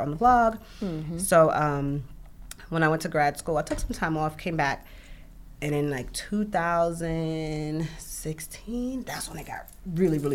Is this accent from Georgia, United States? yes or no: no; New York City, New York, United States; also born or lived in Bronx; now in New York City, United States; I'm from Brooklyn